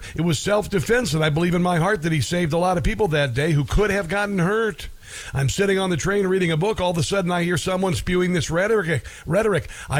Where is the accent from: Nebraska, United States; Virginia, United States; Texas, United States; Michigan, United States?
Nebraska, United States; a legislator from Nebraska, my home state